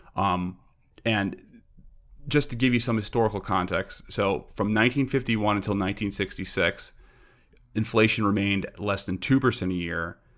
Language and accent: English; New York City, New York, United States; also born or lived in Long Island; now in Brooklyn, United States; I'm from Queens originally